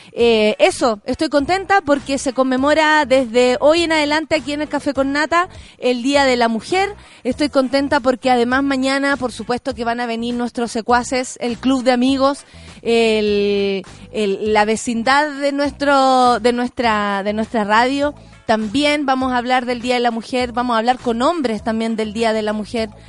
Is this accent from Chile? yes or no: yes; Chile; muchos chilenos y chilenas